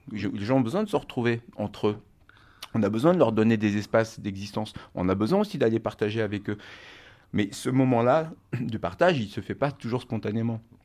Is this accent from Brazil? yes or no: no; Normandy, France; moved away as an adult; also born or lived in Rennes; moi, je suis originaire de Normandie et euh, avec des, amis proches euh, qui j'ai grandi en Normandie